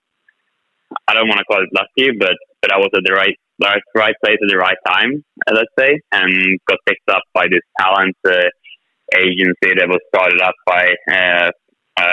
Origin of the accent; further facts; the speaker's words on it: Sweden; not only in my home country, Sweden